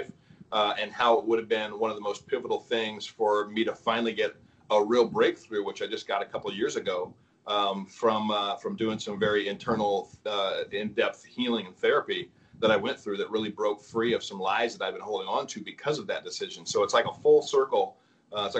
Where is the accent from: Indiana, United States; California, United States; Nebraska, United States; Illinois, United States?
California, United States; I was born in California.